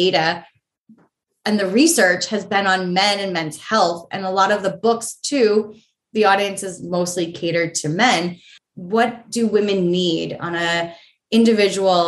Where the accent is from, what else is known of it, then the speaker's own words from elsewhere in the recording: New Hampshire, United States; moved away as an adult; also born or lived in New York City / London; now in Los Angeles, United States; I grew up in New Hampshire. It's gray so much there